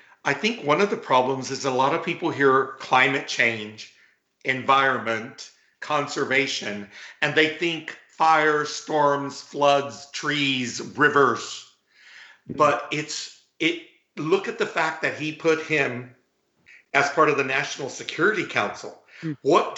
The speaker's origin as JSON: {"language": "English", "region": "South Texas", "country": "United States", "tie": "born or raised there", "said": "I grew up in Texas, and a lot of people look at that chubby, bald, gay Latino from South Texas"}